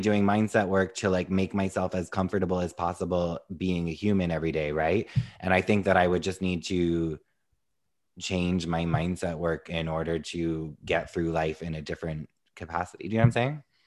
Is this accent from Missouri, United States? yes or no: no; New York, United States; as a New Yorker